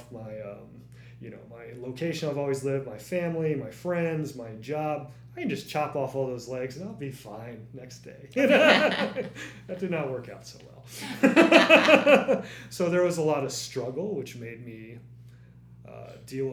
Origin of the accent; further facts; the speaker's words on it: East Coast of the United States, United States; I grew up on the East Coast of the United States